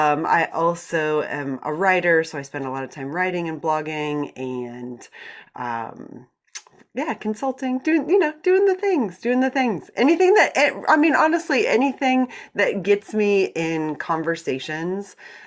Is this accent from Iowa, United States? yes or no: yes; Iowa, United States; I'm a complete product of the Iowa public school system. I was born in Iowa, went to school in Iowa.